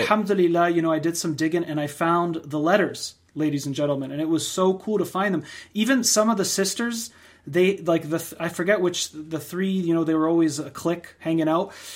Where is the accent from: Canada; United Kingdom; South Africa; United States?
United States; we're both born and raised in the United States